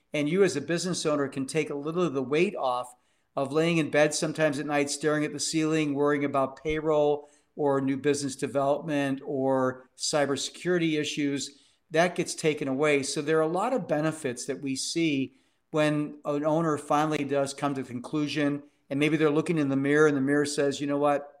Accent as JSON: {"language": "English", "town": "Cleveland", "region": "Ohio", "country": "United States", "tie": "born or raised there", "said": "became deputy mayor of my hometown, Cleveland, Ohio"}